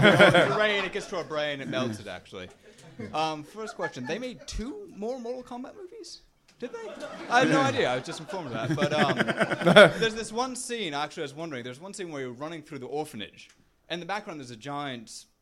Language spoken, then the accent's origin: English; Seattle, Washington, United States; First off, I came down here from Seattle, so...